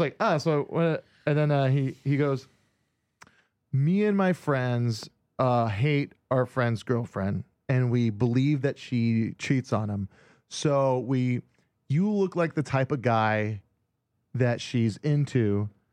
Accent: Hawaii, United States; born or raised there; moved away

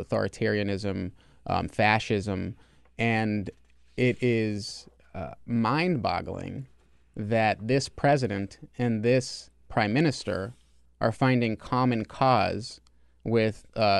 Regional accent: United States; One thing that scares me as an American Jew, as a supporter of Israel

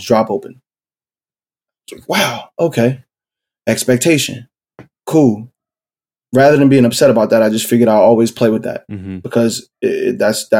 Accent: Philadelphia, Pennsylvania, United States; I was born and raised in South Philly.

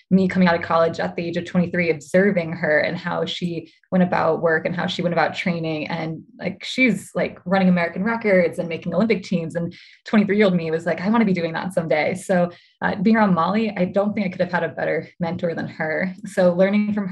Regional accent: Midwest, United States; also born or lived in Milwaukee; Yeah, so I was born in Milwaukee and grew up um, a bit all over the Midwest.

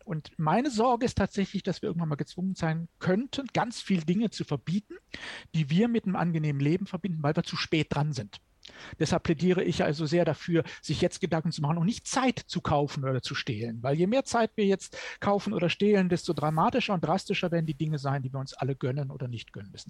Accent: Germany; bei uns in Deutschland

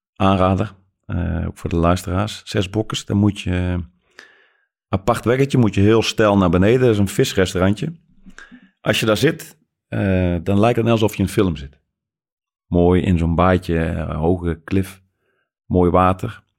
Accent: Netherlands; als Nederlanders

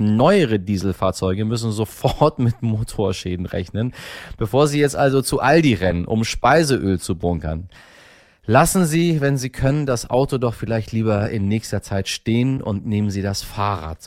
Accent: Germany; hier bei uns in Deutschland

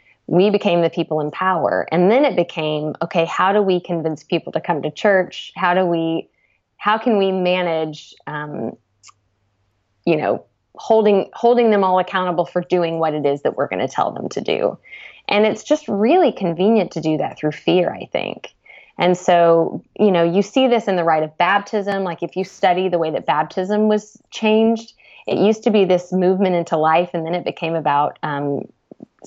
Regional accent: United States; me as an American

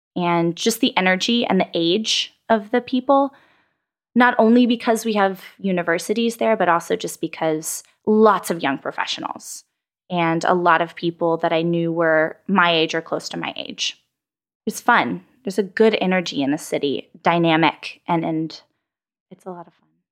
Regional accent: San Antonio, Texas, United States; moved away as an adult; also born or lived in Washington, D.C. / Austin; I grew up in San Antonio, Texas girl through and through

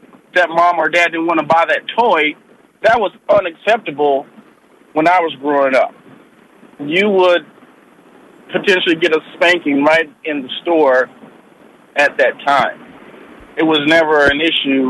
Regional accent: Houston, Texas, United States; now in Omaha, United States; I grew up in the South. I grew up in Houston

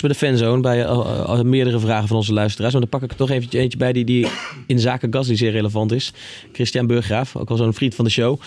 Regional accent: Netherlands; wij als Nederlanders hier

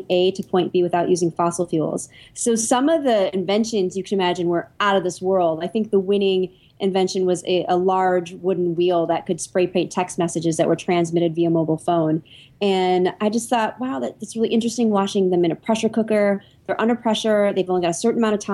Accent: Michigan, United States; I grew up in Michigan

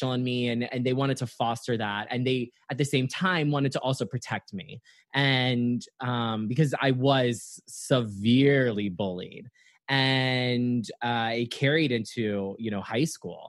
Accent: Naples, Florida, United States; also born or lived in Atlanta, Georgia; most of my life grew up in Naples, Florida

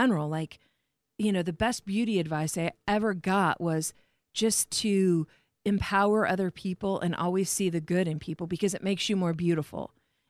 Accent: Warsaw, Indiana, United States; moved away as an adult; I came from Indiana to here.

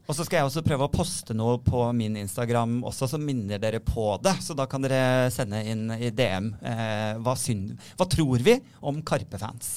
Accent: Sandefjord, Vestfold, Norway; moved away; Jeg er hjemme i Sandefjord hos mm. foreldrene mine.

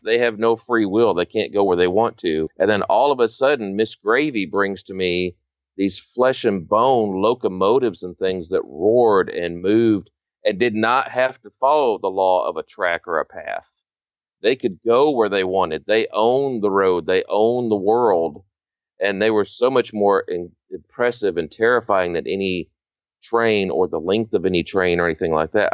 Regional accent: Northern Illinois, United States; growing up in Northern Illinois

